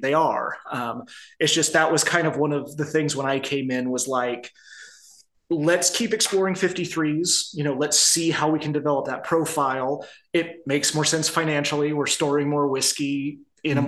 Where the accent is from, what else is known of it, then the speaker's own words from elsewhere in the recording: Midwest, United States; now in Arizona, United States; I grew up in the Midwest